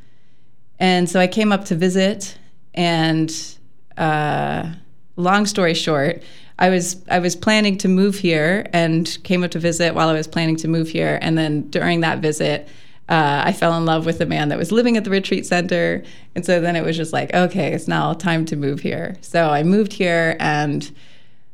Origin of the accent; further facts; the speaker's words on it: outside of Austin, Texas, United States; also born or lived in Ontario, Wisconsin; now in Wisconsin, United States; I was born and raised in Texas, right outside of Austin